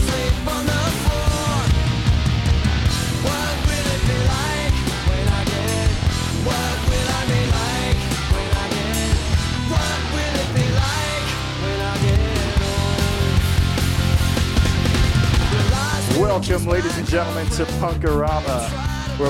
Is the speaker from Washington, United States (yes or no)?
no; New York City, New York, United States; I'm from Staten Island